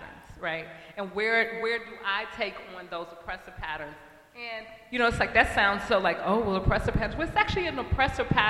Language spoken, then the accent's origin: English; East St. Louis, Illinois, United States; now in St. Paul, United States; I grew up in East St. Louis, Illinois